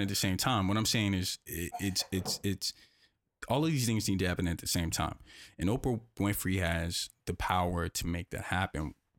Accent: North Carolina, United States; I grew up in North Carolina, I grew up in North Carolina.

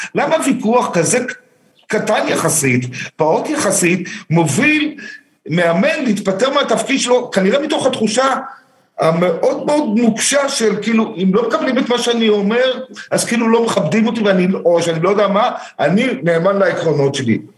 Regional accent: Herzliya, Tel Aviv District, Israel; moved away as an adult; now in Beersheba, Israel; אני גדלתי, נולדתי בתל אביב, גדלתי בהרצליה, הגעתי לבאר שבע לפני 25 שנה בערך

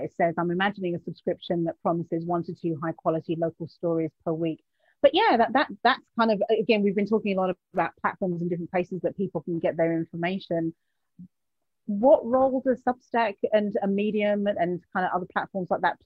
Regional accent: United Kingdom; accent: British; I'm saying it with my British accent

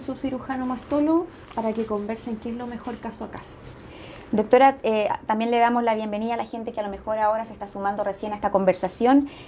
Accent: Chile; Somos conscientes las chilenas

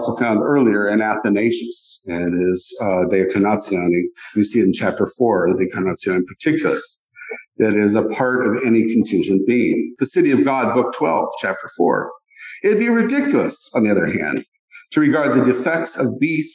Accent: Colorado Rockies, United States; I grew up in the Colorado Rockies where there were many rattlesnakes

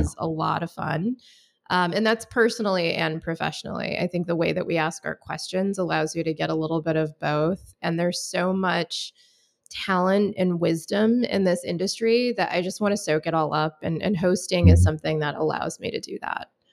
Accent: Michigan, United States; I grew up in Michigan, went to college in West Michigan

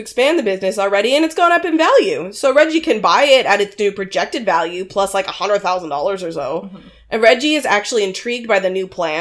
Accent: Canada; we're Canadian

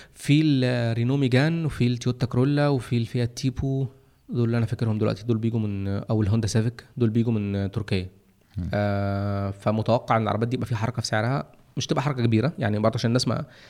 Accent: Egypt; عندنا في مصر هنا

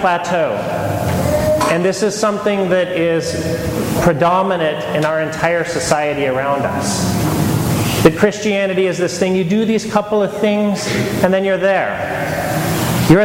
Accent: Modesto, California, United States; I grew up in Modesto

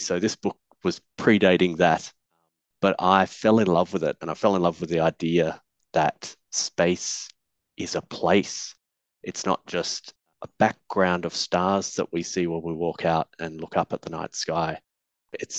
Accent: Perth, Western Australia, Australia; also born or lived in Canberra, Australia; as a family, we moved across to Perth when I was about 6 years old

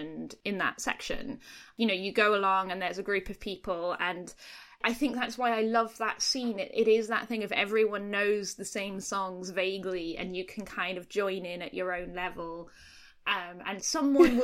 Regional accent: Scotland, United Kingdom; I grew up in Scotland

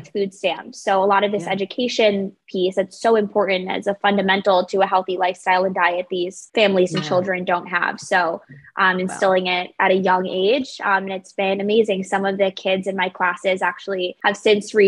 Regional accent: Longmeadow, Massachusetts, United States; moved away; also born or lived in Los Angeles; I grew up in Longmeadow, Massachusetts, adjacent to Springfield, Massachusetts

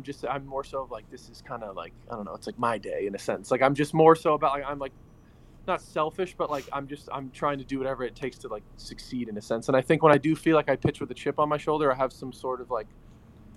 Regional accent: California, United States; I'm from California

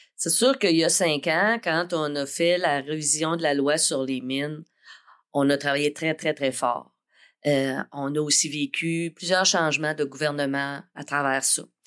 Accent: Saint-René-de-Matane, Quebec, Canada; moi, je suis originaire de Saint-René-de-Matane

